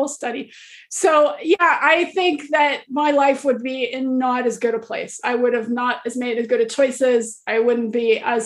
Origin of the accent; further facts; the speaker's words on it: United States; I was born in America, I'd never left the country